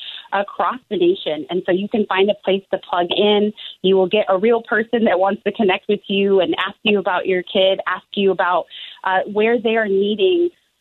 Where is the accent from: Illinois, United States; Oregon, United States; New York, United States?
Oregon, United States; Portland; I was born and raised in Portland